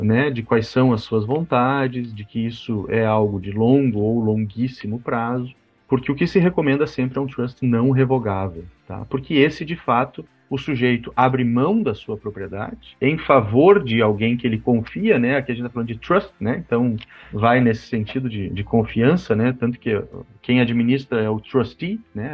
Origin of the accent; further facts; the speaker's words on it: Passo Fundo, Rio Grande do Sul, Brazil; accent: gaúcho; now in Porto Alegre, Brazil; Sou, sou gaúcho. Eu sou, eu sou gaúcho de Passo Fundo